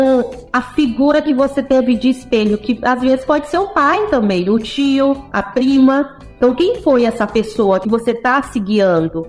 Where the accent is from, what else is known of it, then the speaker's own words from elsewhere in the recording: São Luís, Maranhão, Brazil; Cresci, nasci em São Luís do Maranhão